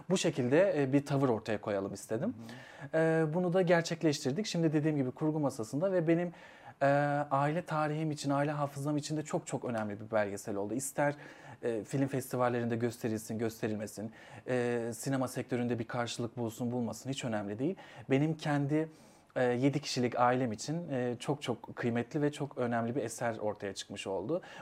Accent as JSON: {"language": "Turkish", "region": "Niğde", "country": "Turkey", "said": "E, şöyle ben aslen Niğdeliyim."}